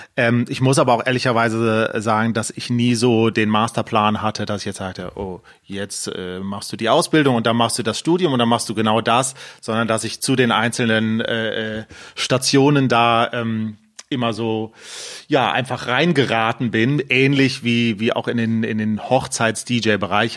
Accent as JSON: {"language": "German", "town": "Düsseldorf", "region": "North Rhine-Westphalia", "country": "Germany", "tie": "born or raised there", "said": "ich bin in Düsseldorf geboren, äh, äh lebe mit Freundin und Hund äh, in Düsseldorf und habe auch in Düsseldorf studiert"}